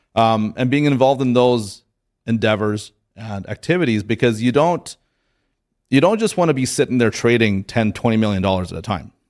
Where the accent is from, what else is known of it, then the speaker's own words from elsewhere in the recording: Canada; I'm from Canada